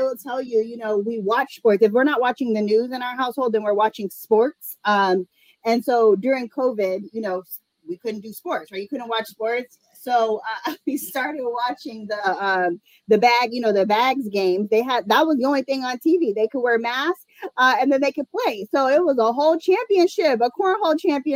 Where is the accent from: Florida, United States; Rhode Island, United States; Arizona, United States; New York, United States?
Arizona, United States; Phoenix; I'm born and raised in Arizona, Phoenix native.